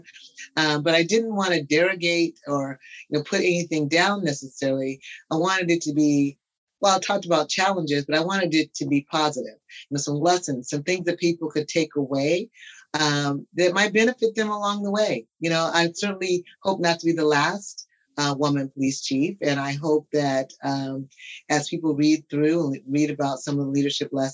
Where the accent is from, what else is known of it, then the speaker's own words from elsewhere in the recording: Tacoma, Washington, United States; moved away; a young African-American woman growing up in Tacoma